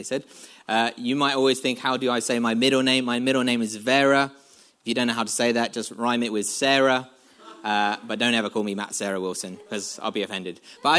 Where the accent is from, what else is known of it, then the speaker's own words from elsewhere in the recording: London, United Kingdom; moved away as an adult; now in North of England, United Kingdom; I'm from London, when I go back to London, I sort of find London accents very peculiar